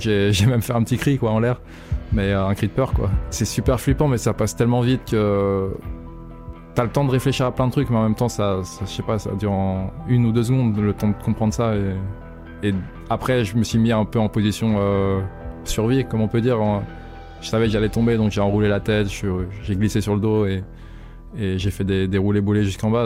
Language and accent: French; Maxilly, Auvergne-Rhône-Alpes, France; je suis originaire de Maxi, un petit village près d'Evian en France